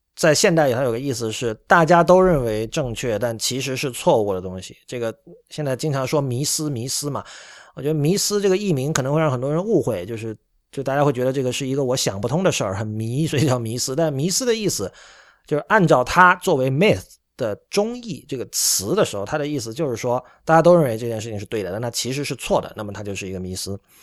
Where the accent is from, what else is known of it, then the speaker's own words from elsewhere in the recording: Shenzhen, Guangdong, China; now in Japan; 因为我在深圳长大，所以由于离香港比较近，所以受到香港文化的影响还是比较深的